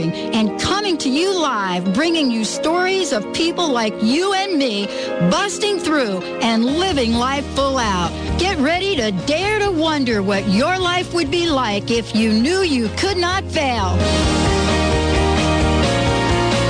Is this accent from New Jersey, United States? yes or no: yes; New Jersey, United States; I grew up in Jersey where we had one of the first recycle campaigns in the country.